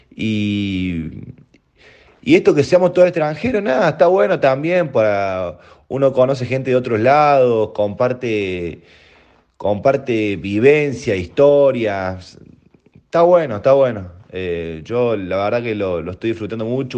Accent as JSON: {"language": "Spanish", "region": "Córdoba", "country": "Argentina", "moved": "as an adult", "lives_now": "Spain", "said": "yo vengo de Argentina"}